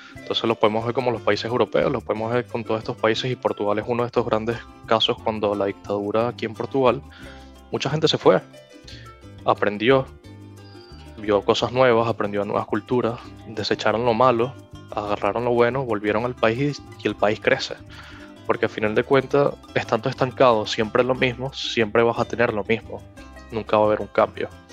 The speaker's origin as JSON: {"language": "Spanish", "country": "Venezuela", "also_born_or_lived": "United States", "moved": "yes", "said": "como venezolano"}